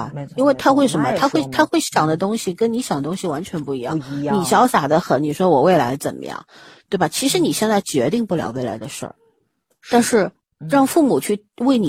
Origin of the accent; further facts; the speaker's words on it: China; 毕竟我们是中国人嘛